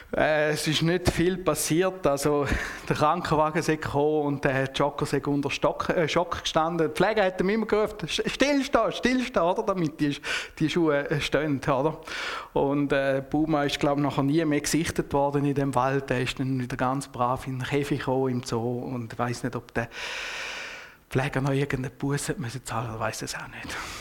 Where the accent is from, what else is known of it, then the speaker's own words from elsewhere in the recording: Switzerland; als Schweizer